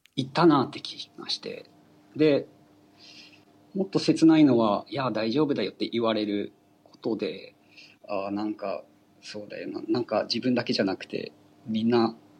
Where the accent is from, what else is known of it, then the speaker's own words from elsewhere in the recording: Aomori, Japan; also born or lived in Tokyo; 地元の青森に帰って